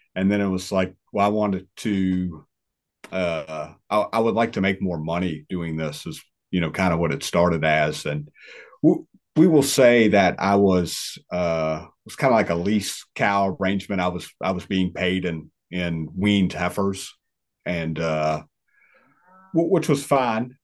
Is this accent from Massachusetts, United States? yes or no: no; northwest of Richmond, Virginia, United States; moved away as an adult; where I'm at now, northwest of Richmond